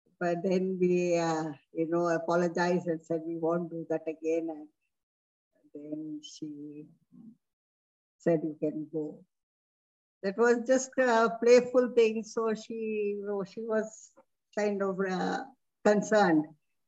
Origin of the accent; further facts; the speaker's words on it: India; first language Hindi; English is a second language; And the subject Hindi used to be very boring because I used to know Hindi before itself being my mother tongue.